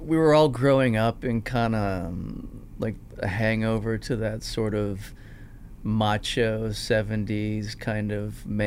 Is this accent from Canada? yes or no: yes; Toronto, Ontario, Canada; I grew up in North York, which is in the GTA.